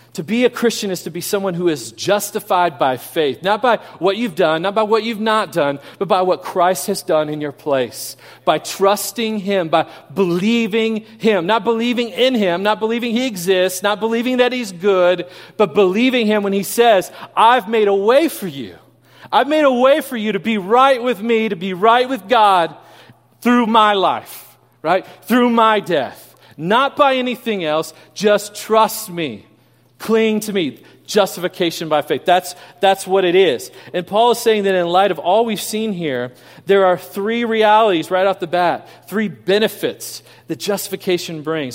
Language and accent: English; Kansas City, Missouri, United States; moved away; I grew up in Kansas City.